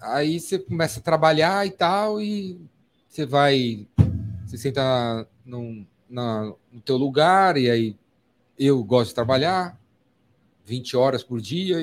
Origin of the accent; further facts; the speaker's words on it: São Paulo, Brazil; Eu sou de São Paulo, paulistano